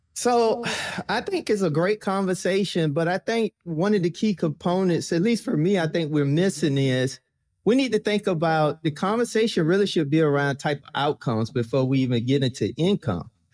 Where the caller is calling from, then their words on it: Virginia, United States; I'm calling in from Virginia